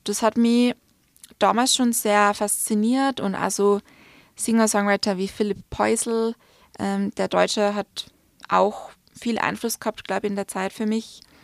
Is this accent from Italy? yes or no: no; Salzburg, Austria; also born or lived in London; now in Vienna, Austria; nach Salzburg zurückzukommen